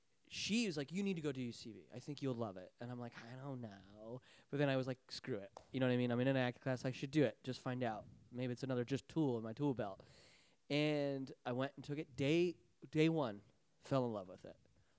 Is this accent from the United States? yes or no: yes; Salt Lake City, Utah, United States; moved away as an adult; well, I come from Salt Lake City, Utah.